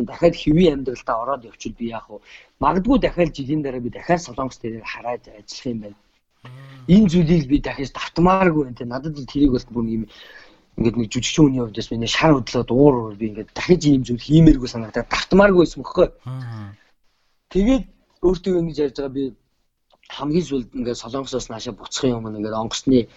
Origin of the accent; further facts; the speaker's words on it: Mongolia; Тэгтэл би Монгол хүн жүжигчнээр төгсөөд ирсэн.